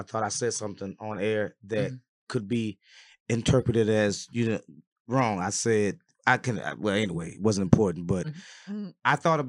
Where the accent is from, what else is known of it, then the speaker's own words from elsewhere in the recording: Texas, United States; moved away; I'm a Texas boy. Number one, I'm from Texas.